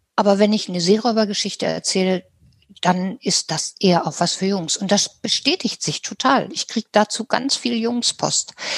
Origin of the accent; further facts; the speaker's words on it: Germany; wir haben als Deutsche erlebt